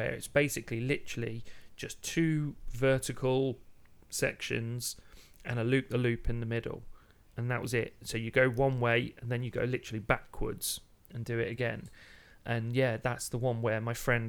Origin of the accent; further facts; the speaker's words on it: Midlands, United Kingdom; growing up in the Midlands